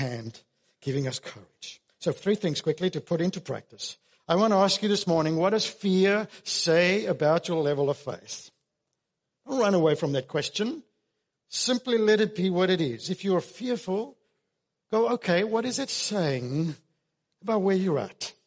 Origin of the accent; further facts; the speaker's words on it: Australia; us as Australian Christians